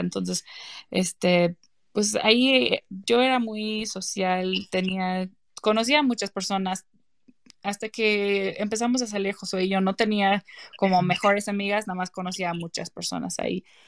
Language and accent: Spanish; South Carolina, United States; moved away as an adult; also born or lived in Connecticut; now in Mexico City, Mexico; después cambiamos a Carolina del Sur, a otro estado, cuando tenía en como ocho años. Y, ya ahí empecé a crecer este, a mi adolescencia